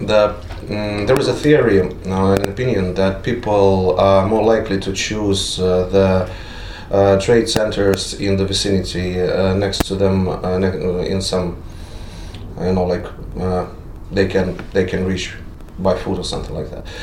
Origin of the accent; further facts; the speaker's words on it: Greece; Так я приехал из Греции, я вижу, насколько это открытые люди